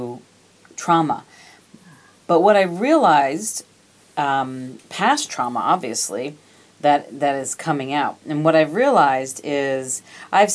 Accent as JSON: {"language": "English", "region": "New York", "country": "United States", "tie": "born or raised there", "said": "I was born and raised in New York"}